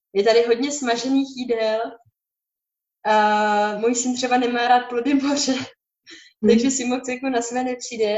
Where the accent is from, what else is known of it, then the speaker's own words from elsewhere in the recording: Bohemia, Czechia; u nás v Čechách